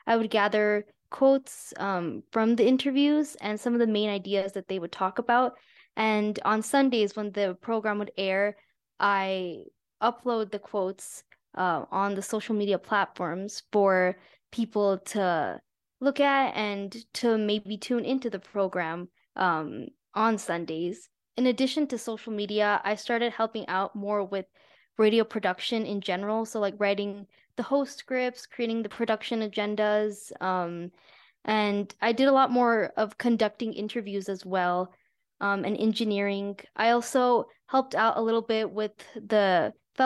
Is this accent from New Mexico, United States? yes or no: yes; Albuquerque, New Mexico, United States; I'm from Albuquerque, New Mexico. My parents are from India, but I grew up here.